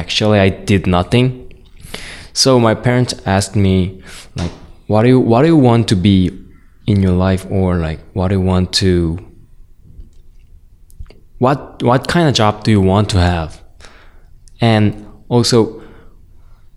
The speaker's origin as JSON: {"language": "English", "country": "South Korea", "moved": "as an adult", "lives_now": "United States", "said": "I'm from South Korea, and I'm 26 years old."}